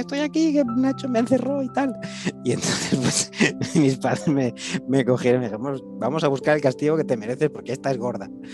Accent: Barcelona, Catalonia, Spain; first language Spanish; yo nací aquí en Barcelona, pero mis padres fueron a vivir a las afueras de Barcelona, un suburbio

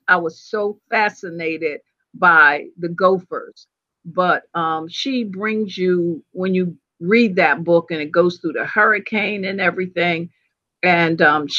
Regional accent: New Jersey, United States; And my husband's from Florida and I'm from Jersey.

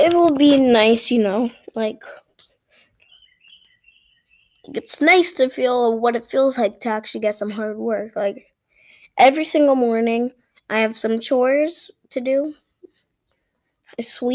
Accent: Brampton, Ontario, Canada; I'm from Canada, Ontario, Brampton

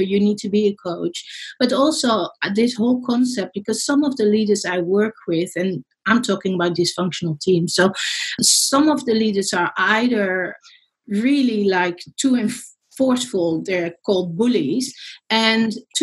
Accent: Netherlands; now in Australia; I'm in Australia. I'm actually Dutch. People were wondering about my accent.

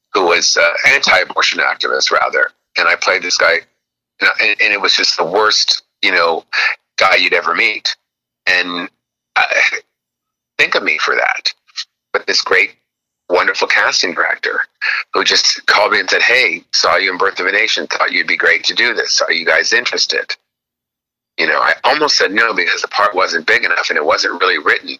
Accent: Los Angeles, California, United States; moved away as an adult; also born or lived in Bronx, New York; I lived in Los Angeles my whole life until uh, nine months ago

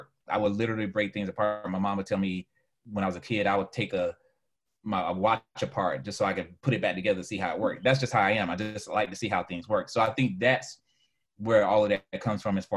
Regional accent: Fort Lauderdale, Florida, United States; moved away; I'm from Fort Lauderdale

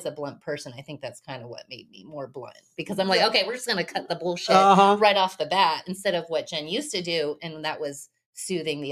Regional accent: North Richland Hills, Texas, United States; also born or lived in Wilmington, North Carolina; I'm from Dallas, North Richland Hills. So I was raised in North Richland Hills

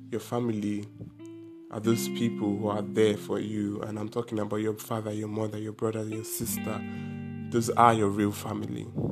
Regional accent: Anambra, Nigeria; I am from Anambra State in Nigeria, and it's an Igbo state

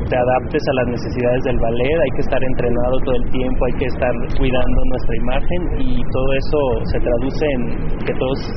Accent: Mexico; para mí también como mexicano es algo que me llena mucho.

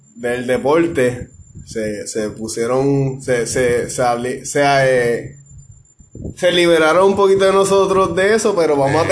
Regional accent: Ponce, Puerto Rico; Yo soy de Ponce toda la vida

